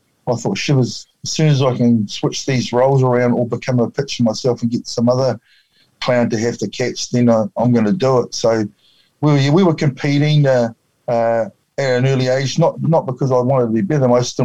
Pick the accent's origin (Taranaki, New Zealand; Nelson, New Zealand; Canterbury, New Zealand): Nelson, New Zealand; Wakefield; I was brought up in a little town outside of just south of Nelson called Wakefield